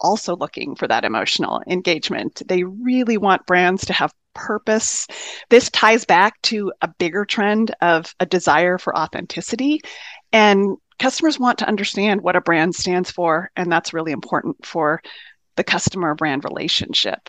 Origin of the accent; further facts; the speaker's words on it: Southern California, United States; moved away as an adult; also born or lived in upstate New York; now in Midwest, United States; I grew up in Southern California